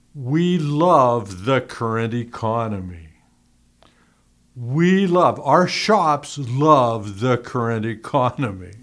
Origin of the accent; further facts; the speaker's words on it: Youngstown, Ohio, United States; moved away; I came from Youngstown